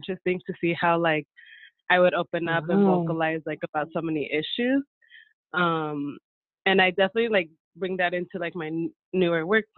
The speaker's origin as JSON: {"language": "English", "town": "San Diego", "region": "California", "country": "United States", "tie": "born or raised there", "said": "I grew up here in San Diego"}